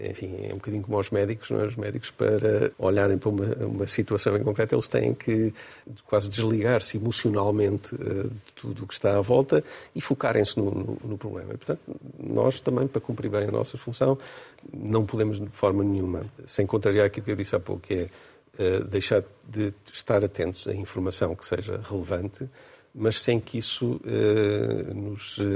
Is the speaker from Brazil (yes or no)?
no; Portugal; continua a ser a transportadora que eu privilegio, porque sou português